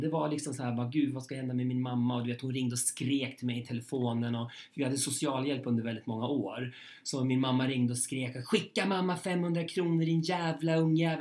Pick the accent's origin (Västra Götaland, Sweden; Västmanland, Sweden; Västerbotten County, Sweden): Västmanland, Sweden; Köping; moved away; mitt liv i Köping